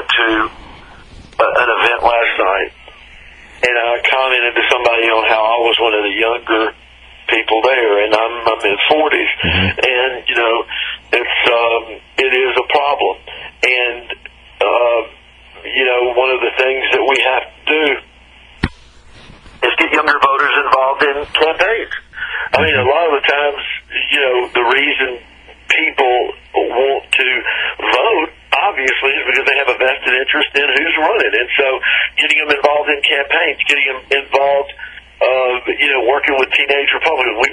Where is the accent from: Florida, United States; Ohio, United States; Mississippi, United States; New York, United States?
Mississippi, United States; Clarksdale; my hometown, Clarksdale